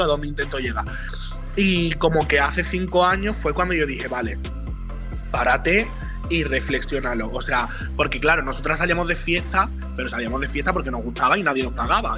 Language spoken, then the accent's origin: Spanish; Jerez de la Frontera, Andalusia, Spain; moved away; cuando yo me fui de Jerez